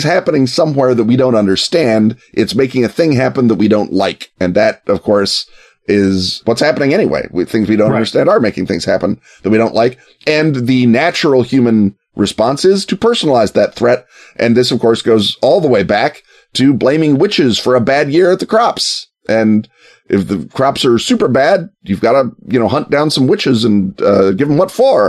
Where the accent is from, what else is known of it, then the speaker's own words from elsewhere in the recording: Canada; now in Chicago, United States; as a Canadian and a Chicagoan